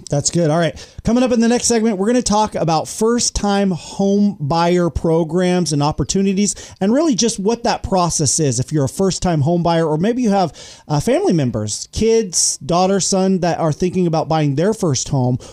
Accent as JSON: {"language": "English", "town": "Yuba City", "region": "California", "country": "United States", "tie": "born or raised there", "said": "I grew up in Yuba City, right across the bridge from Marysville"}